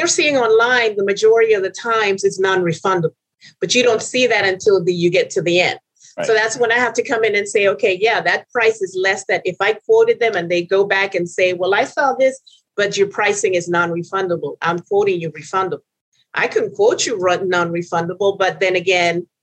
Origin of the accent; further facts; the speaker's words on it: Houston, Texas, United States; also born or lived in Venezuela; I'm originally from Venezuela. My father was from Trinidad, and I was brought up in Houston